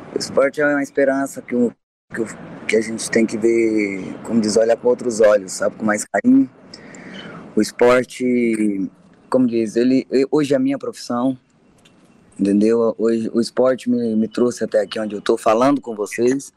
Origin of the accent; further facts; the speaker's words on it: Goianésia, Goiás, Brazil; now in Anápolis, Brazil; eu nasci em Goianésia, mas eu sou residente em Anápolis, represento Anápolis, Goiás. Eu tô aqui há bastante tempo